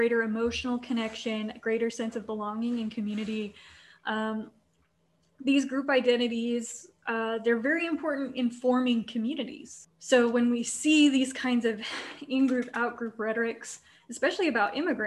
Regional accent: Kansas-Oklahoma border, Midwest, United States; I'm from the Midwest. I'm pretty familiar with Oklahoma. I lived on the Kansas-Oklahoma border for most of my life

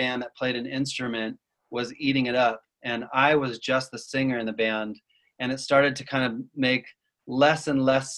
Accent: Utah, United States; I grew up Mormon in Utah

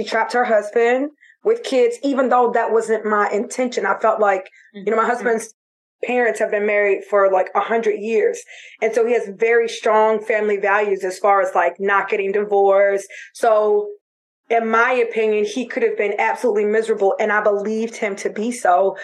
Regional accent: Florida, United States; moved away; I'm from Florida

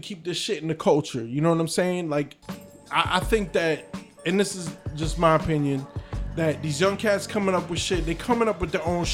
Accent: New Jersey, United States; we grew up in Jersey

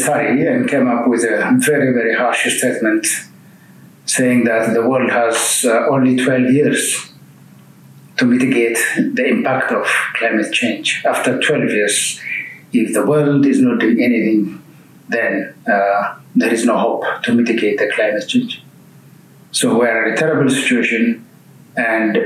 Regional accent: Ethiopia; I'm from Ethiopia

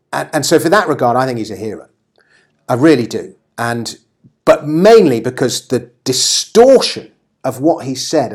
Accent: England, United Kingdom; I consider myself English.

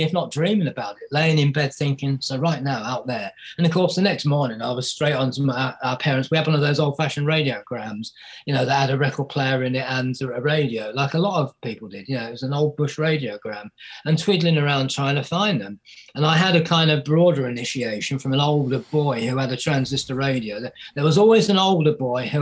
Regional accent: Bedfordshire, East of England, United Kingdom; I grew up in Bedfordshire

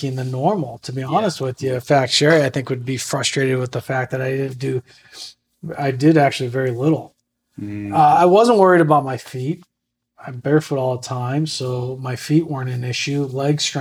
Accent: Buffalo, New York, United States; I'm from Buffalo

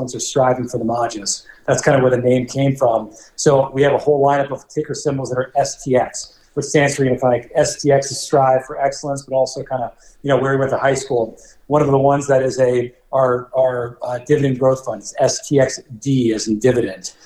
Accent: Cincinnati, Ohio, United States; I'm from Cincinnati as well, as you mentioned. So Vivek and I, we go back to high school

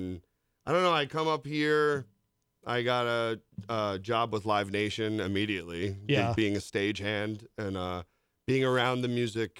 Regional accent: Long Island, New York, United States; moved away; I'm from Long Island, New York. Shout out Long Island, New York.

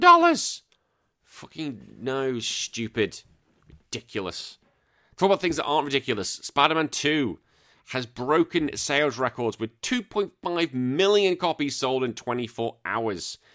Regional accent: United Kingdom; now in Central Coast, Australia; as a Brit, I know I'm now dual, but as a Brit

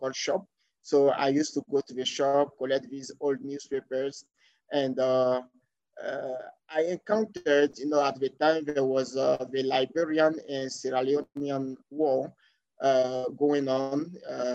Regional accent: Côte d’Ivoire; English is a second language; We start learning English basically at the secondary school level in Cote d'Ivoire. So when I went to secondary school around 1999-2000, so I started learning English

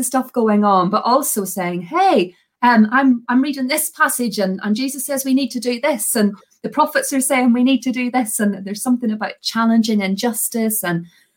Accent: Belfast, Northern Ireland, United Kingdom; accent: Belfast; moved away; I'm originally from Belfast in Northern Ireland. This is a very slowed down Belfast accent

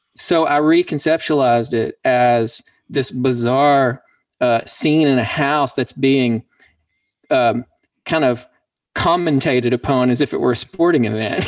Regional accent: Pumpkin Bend, Arkansas, United States; now in Dallas, United States; I'm a poet from Pumpkin Bend, Arkansas, and I'm also a musician and now live in Dallas, Texas

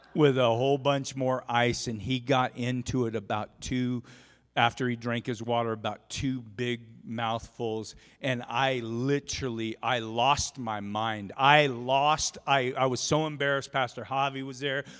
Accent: Oregon, United States; now in Rupert, United States; grew up in Oregon

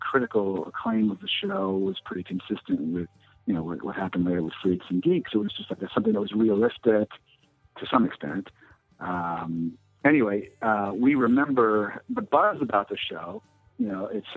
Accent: Long Island, New York, United States; I grew up in Long Island

